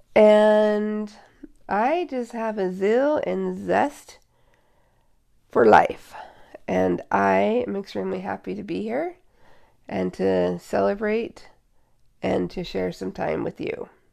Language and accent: English; Seattle, Washington, United States; I was born and raised in Seattle